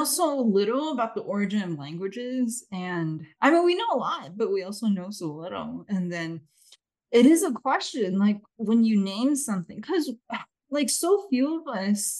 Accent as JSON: {"language": "English", "country": "China", "tie": "born there", "said": "I was born in China"}